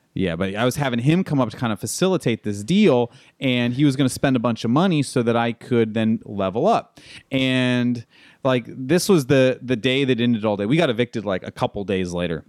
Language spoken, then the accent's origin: English; Tucson, Arizona, United States; also born or lived in East Texas / La Jolla, California / Costa Mesa, California / Carlsbad, California; I'm originally from Tucson, Arizona